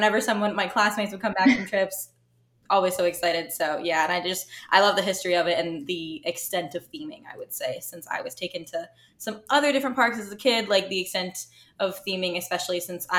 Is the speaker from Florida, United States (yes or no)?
yes; Deerfield Beach, Florida, United States; I grew up in South Florida. So I grew up in Deerfield Beach